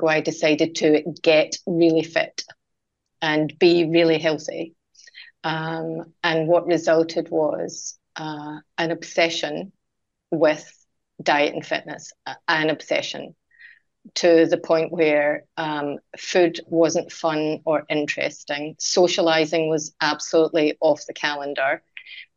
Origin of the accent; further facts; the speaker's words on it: Scotland, United Kingdom; moved away; I'm Scottish, as you can hear, Vanessa, I would go home to Scotland